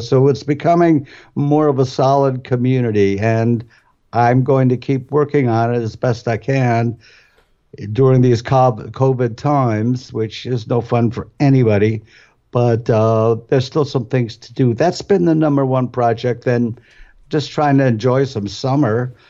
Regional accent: Cleveland, Akron, Ohio, United States; we're both from Cleveland, Akron, and that's like big polka

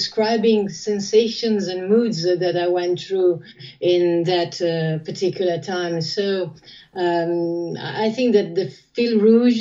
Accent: Ferrara, Emilia-Romagna, Italy; I'm talking to you from Ferrara, my hometown.

